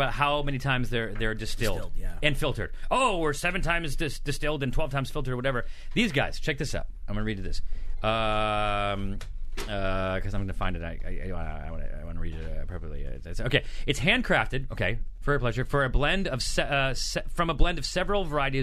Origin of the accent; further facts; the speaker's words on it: Syracuse, New York, United States; I'm from Syracuse